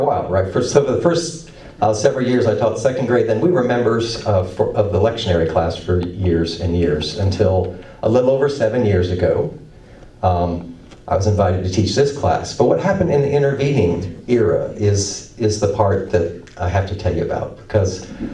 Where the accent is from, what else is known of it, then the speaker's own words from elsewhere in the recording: Indiana, United States; moved away as an adult; also born or lived in Erwin, Tennessee / Durham, North Carolina; I grew up in Indiana